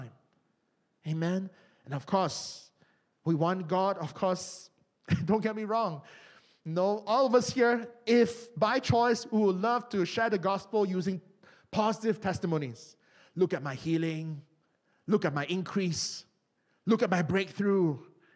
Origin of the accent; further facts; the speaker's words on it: Malaysia; moved away; my home country of Malaysia